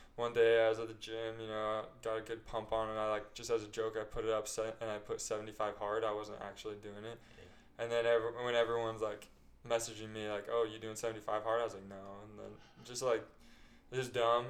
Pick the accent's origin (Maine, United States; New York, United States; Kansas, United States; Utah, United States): Utah, United States; Bluffdale; also born or lived in West Jordan, Utah; now in St. George, United States; my family moved to Bluffdale